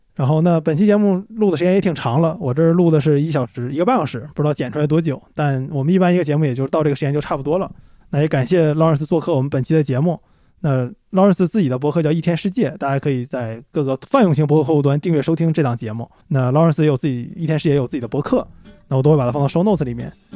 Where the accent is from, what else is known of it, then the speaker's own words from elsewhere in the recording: Northeast China, China; moved away; also born or lived in Tokyo; 我们作为东北人来讲，韩餐算是我们小时候的童年味道，但是是中国版本的